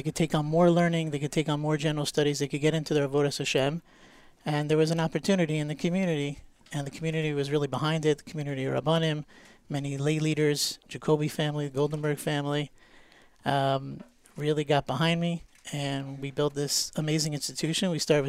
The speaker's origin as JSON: {"language": "English", "town": "Teaneck", "region": "New Jersey", "country": "United States", "tie": "born or raised there", "said": "I grew up here in Teaneck. I moved here in 1981 with my parents"}